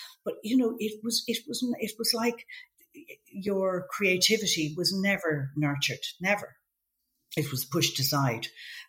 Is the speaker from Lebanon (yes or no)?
no; Cabinteely, Leinster, Ireland; we went to, lived in a place called Shrews